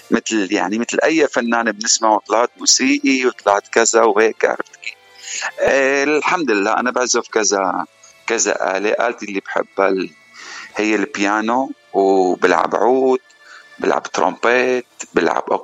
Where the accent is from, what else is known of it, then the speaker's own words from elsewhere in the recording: Damascus, Damascus Governorate, Syria; also born or lived in Dubai; now in United States; انا انا اصلي من سوريا من من دمشق صار لي بالاغتراب كامل ولا بامريكا صار لي تقريبا خمس سنين وقبل امريكا طبعا معظم حياتي عايشه بالخليج واكثر وقت بدبي